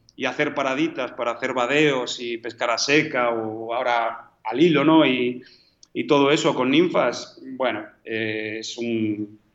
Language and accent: Spanish; Madrid, Community of Madrid, Spain; also born or lived in Galicia / Buenos Aires / Patagonia; now in Argentina; yo nací en Madrid